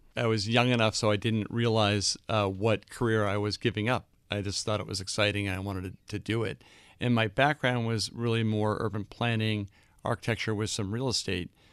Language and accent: English; Boston, Massachusetts, United States; moved away; also born or lived in London; I grew up in Boston